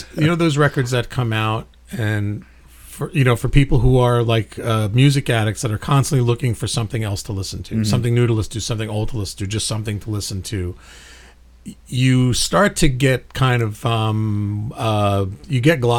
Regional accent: New York City, New York, United States; my hometown, Brooklyn, New York.

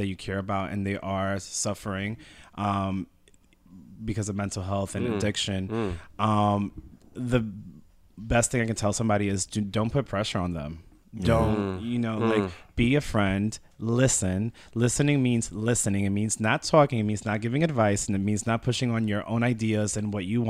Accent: Long Island, New York, United States; I grew up in Long Island

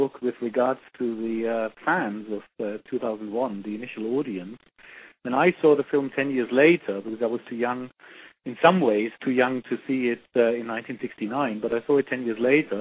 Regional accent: Germany; moved away; I grew up in Germany

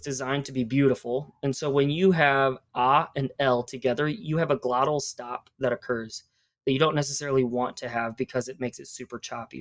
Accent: Chicago, Illinois, United States; now in Chattanooga, United States; yo soy de Chicago.

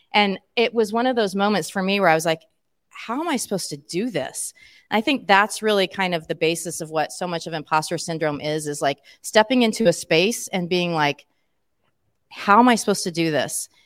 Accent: Emporia, Kansas, United States; an Emporian, that's my hometown

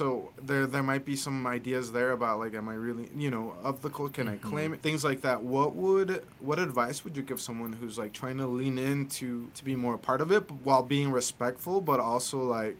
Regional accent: United States; first language Spanish; English is a second language; as a Latino person who is Mexican American, I didn't grow up in Mexico

